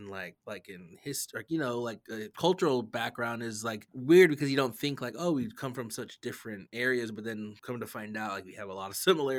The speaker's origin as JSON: {"language": "English", "town": "Lapwai", "region": "Idaho", "country": "United States", "tie": "born or raised there", "said": "my graduating class from Lapway was, like, super small."}